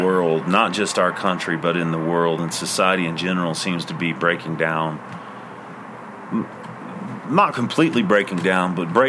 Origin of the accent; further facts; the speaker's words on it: Oklahoma, United States; when I was growing up in Oklahoma